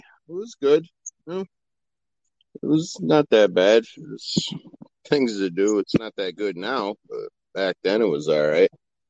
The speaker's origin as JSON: {"language": "English", "town": "Norwich", "region": "Connecticut", "country": "United States", "tie": "born there", "also_born_or_lived": "Daytona Beach, Florida", "said": "Yeah, I was born in Connecticut, Norwich, Connecticut."}